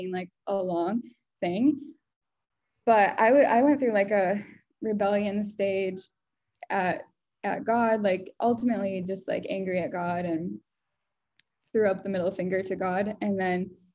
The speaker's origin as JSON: {"language": "English", "region": "West Michigan", "country": "United States", "tie": "born or raised there", "said": "growing up in West Michigan"}